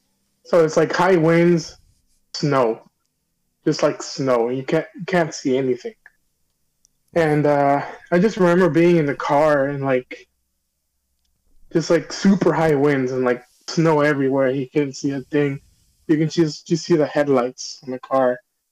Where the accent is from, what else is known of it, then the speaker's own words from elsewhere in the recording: Illinois, United States; born there; Well, the first one, I was born in Illinois.